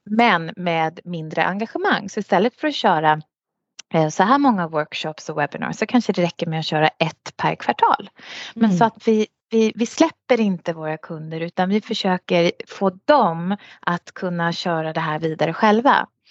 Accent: Sweden; moved away as an adult; now in United Arab Emirates; jag kom från Sverige

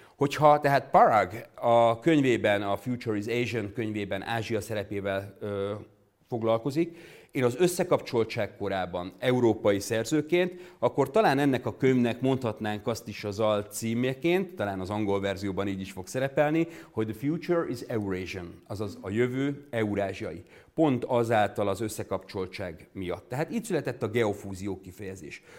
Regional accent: Hungary; Magyarországról, egy magyar geográfusként

